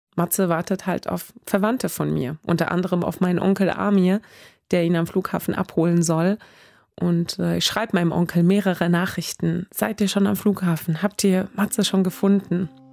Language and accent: German; Sweden; also born or lived in Isfahan, Iran; now in Cologne, Germany; weil ich eben dort aufgewachsen bin